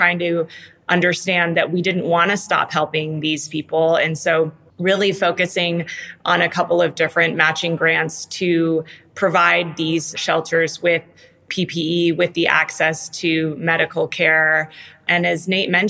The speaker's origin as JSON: {"language": "English", "town": "Tijuana", "region": "Baja California", "country": "Mexico", "said": "I'm from Tijuana originally."}